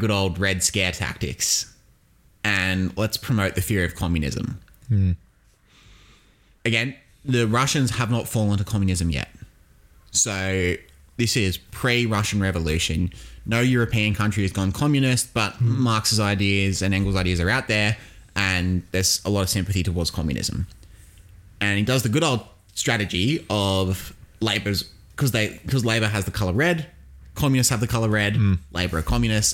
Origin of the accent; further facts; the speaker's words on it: Sydney, New South Wales, Australia; By virtue of living in Sydney, and not only living in Sydney, like, we're from the Sutherland Shire